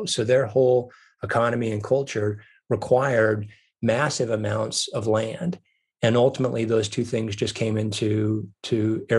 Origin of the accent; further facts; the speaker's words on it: Wyoming, United States; now in Montana, United States; I grew up in Wyoming, and as you mentioned, I now live in Montana.